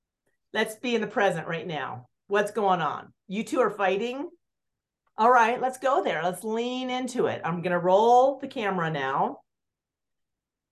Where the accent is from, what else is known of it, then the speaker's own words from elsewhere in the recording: Aspen, Colorado, United States; growing up in Aspen